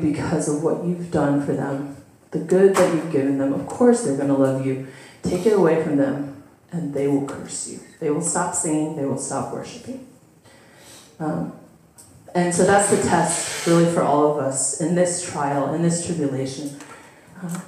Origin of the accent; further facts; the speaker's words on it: United States; as an American Jew